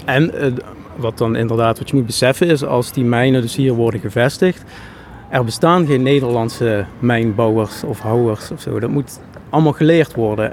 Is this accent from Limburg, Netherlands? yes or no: yes; Schimmert, Limburg, Netherlands; Schimmert, waar ik vandaan kom